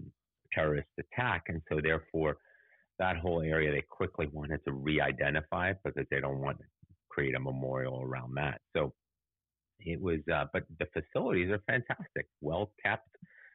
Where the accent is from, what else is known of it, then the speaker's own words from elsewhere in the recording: Munich, Bavaria, Germany; moved away; But I also grew up in Munich, where the Olympics had their first terrorist attack.